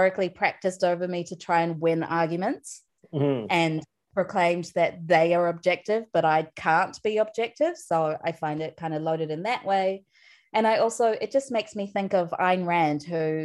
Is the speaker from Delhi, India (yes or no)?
yes; New Delhi, Delhi, India; now in New Zealand; myself as an Indian, as a person from New Delhi